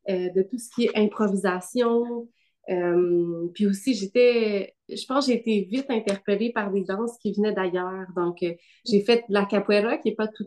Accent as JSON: {"language": "French", "town": "Gatineau", "region": "Quebec", "country": "Canada", "tie": "born or raised there", "also_born_or_lived": "Ottawa", "said": "moi, je suis née euh, au Québec, à Ottawa, mais bon, j'ai grandi, euh, j'ai grandi à Gatineau."}